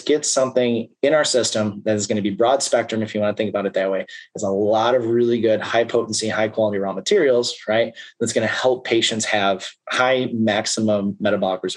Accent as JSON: {"language": "English", "area": "Chicago suburbs", "region": "Illinois", "country": "United States", "moved": "yes", "lives_now": "Iowa, United States", "said": "I live in Iowa. I'm from the Chicago suburbs."}